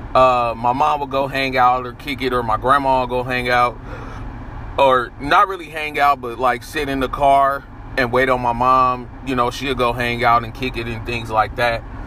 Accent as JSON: {"language": "English", "town": "San Francisco", "region": "California", "country": "United States", "tie": "born or raised there", "said": "growing up in San Francisco and also growing up in Sunnydale Projects."}